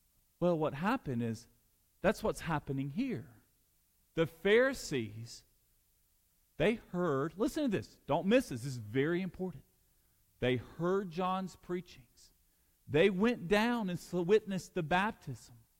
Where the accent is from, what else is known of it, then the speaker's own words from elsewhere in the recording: Alabama, United States; I'm from Alabama, and I went to Samford University